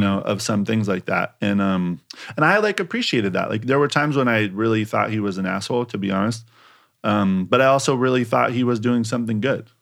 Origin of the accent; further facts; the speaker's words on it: Eugene, Oregon, United States; moved away as an adult; also born or lived in Portland, Oregon / Japan; now in New York, United States; University of Oregon 'cause that's my hometown